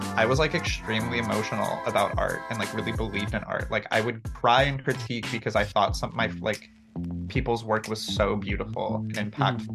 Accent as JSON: {"language": "English", "town": "Santa Clarita", "region": "California", "country": "United States", "tie": "born or raised there", "also_born_or_lived": "Mexico", "said": "I grew up in Santa Clarita"}